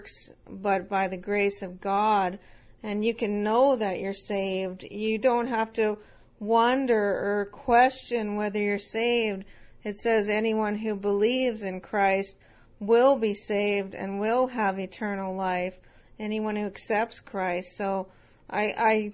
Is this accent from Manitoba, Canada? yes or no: yes; Winnipeg, Manitoba, Canada; also born or lived in Nova Scotia; I was born in Nova Scotia. And I was raised in Winnipeg for most of my life